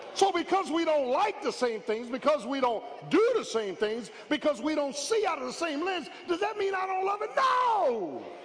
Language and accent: English; Philadelphia, Pennsylvania, United States; I grew up in South Philly, man. South Philly